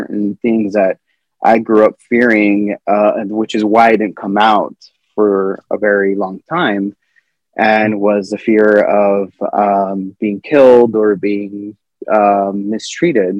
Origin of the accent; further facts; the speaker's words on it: El Paso, Texas, United States; also born or lived in Ciudad Juarez; I'm from El Paso, I'm from Ciudad Juarez not so long ago